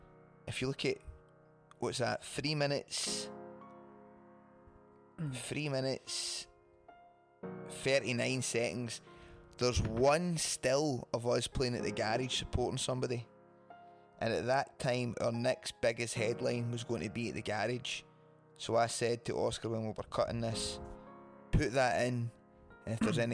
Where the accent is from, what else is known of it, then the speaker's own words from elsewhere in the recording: Wishaw, Scotland, United Kingdom; The drummer Jamie is from my hometown of Wisher.